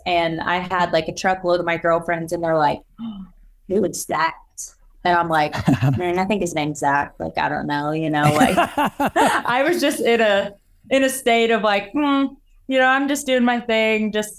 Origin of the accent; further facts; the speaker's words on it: Missouri, United States; So we're both from Missouri.